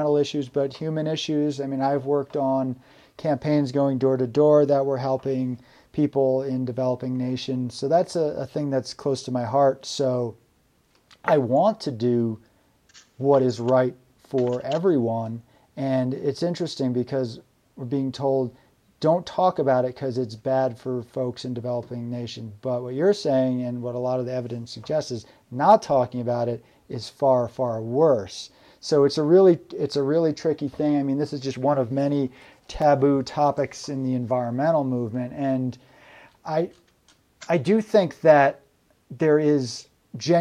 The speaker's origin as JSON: {"language": "English", "region": "New York", "country": "United States", "moved": "yes", "lives_now": "Vermont, United States", "said": "I'm from New York State originally"}